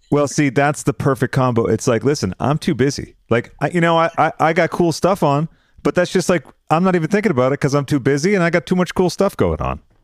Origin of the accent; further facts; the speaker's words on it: Massachusetts, United States; I'm from Massachusetts